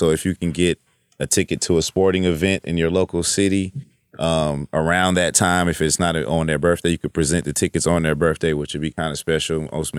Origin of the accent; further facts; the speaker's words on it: West Coast, United States; he's, like, Mississippi, Chicago connections, and I'm from the West Coast